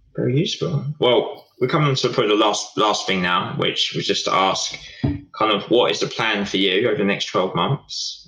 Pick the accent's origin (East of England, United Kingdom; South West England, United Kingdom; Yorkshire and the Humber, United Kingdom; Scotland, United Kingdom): East of England, United Kingdom; Essex; also born or lived in Portsmouth; we're from Essex, we're inherently quite friendly